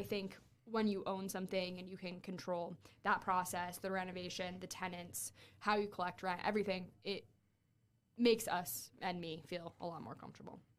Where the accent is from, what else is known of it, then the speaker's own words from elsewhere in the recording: Fort Wayne, Indiana, United States; moved away as an adult; also born or lived in Miami; I'm from Fort Wayne